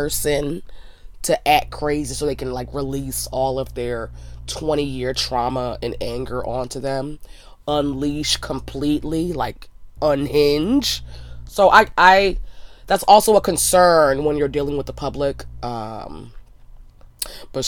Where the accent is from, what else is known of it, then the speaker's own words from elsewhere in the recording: Frederick, Maryland, United States; that is my hometown